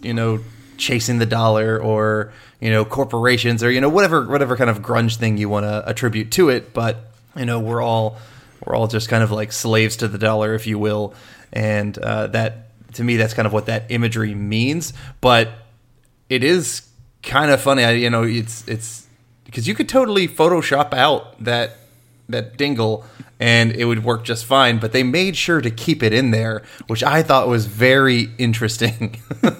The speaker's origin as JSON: {"language": "English", "region": "the South", "country": "United States", "tie": "born or raised there", "said": "growing up in the South"}